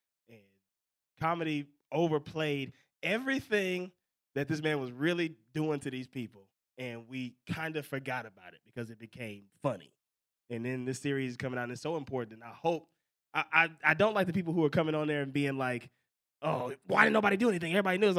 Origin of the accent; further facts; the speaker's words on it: Mississippi, United States; I'm from Mississippi, and his great-great-grandfather used to date a girl who was.